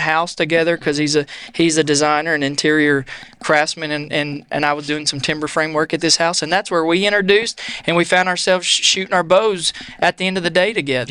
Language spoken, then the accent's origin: English; Franklin, Tennessee, United States; also born or lived in McMinnville, Tennessee; my parents moved me to Franklin and when I was in third grade